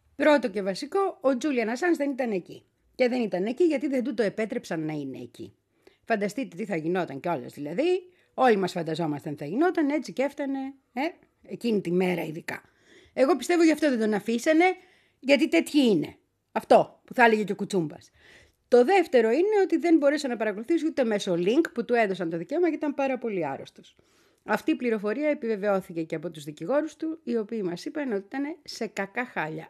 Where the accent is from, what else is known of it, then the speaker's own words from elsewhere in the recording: Greece; ήμουνα και εγώ από την Ελλάδα